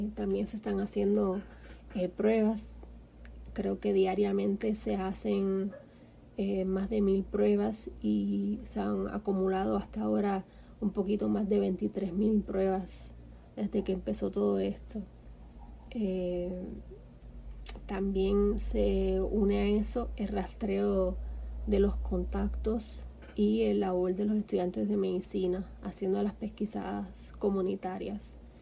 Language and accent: Spanish; Guánica, Puerto Rico; moved away as an adult; now in Havana, Cuba; soy del barrio La Luna en Guánica